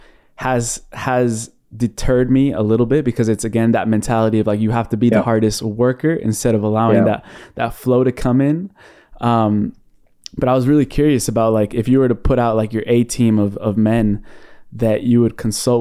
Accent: United States; moved away; I grew up watching Disney Channel, growing up in the United States. I was living there for 16 years

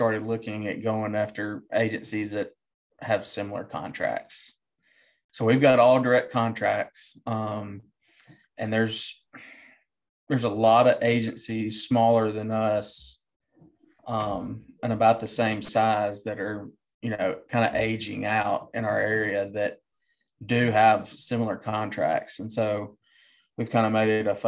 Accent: Alamo, Tennessee, United States; now in Jackson, United States; I'm from Alamo, Tennessee, originally.

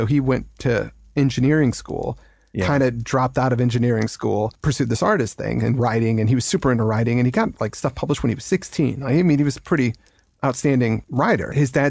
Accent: United States; moved away as an adult; now in England; As an American that's moved over to England

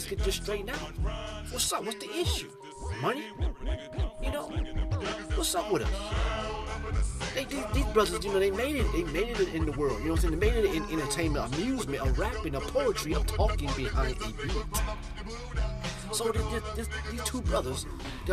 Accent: Cleveland, Ohio, United States; I'm not from New York, I'm from the Cleveland area, you know, Ohio

